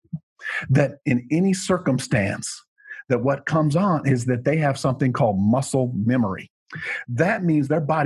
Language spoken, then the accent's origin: English; Rochester, Minnesota, United States; moved away; that's where I was born and raised in that area